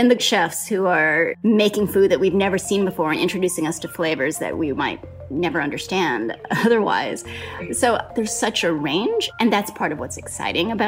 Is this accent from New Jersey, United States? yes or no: no; Hawaii, United States; I grew up in Hawaii